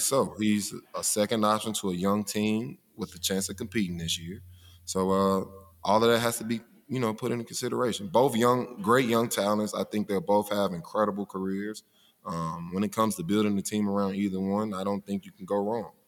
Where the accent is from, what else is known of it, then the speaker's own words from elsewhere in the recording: Mobile, Alabama, United States; I'm from Mobile